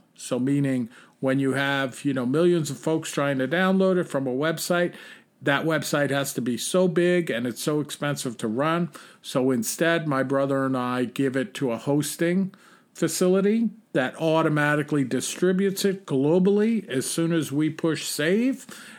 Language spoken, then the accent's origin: English; New England, United States; I'm from New England. An avid striper fisherman, and I can relate to both of your senses of humor.